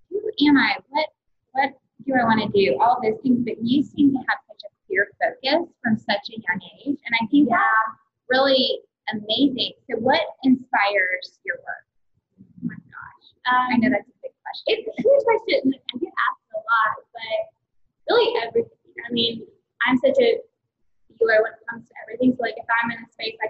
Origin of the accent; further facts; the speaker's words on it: Taylorsville, Georgia, United States; also born or lived in Rome, Georgia / Charleston / Athens, Georgia; now in Atlanta, United States; Really, Taylorsville